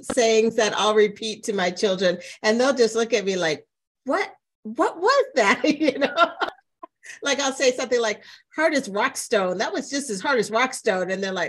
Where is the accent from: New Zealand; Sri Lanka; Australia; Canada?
Canada; Ontario; also born or lived in England; now in United States; I can definitely tell you the difference for me coming from Canada to the United States, where I came from a suburb of Toronto is where we lived, and it had a big Caribbean community.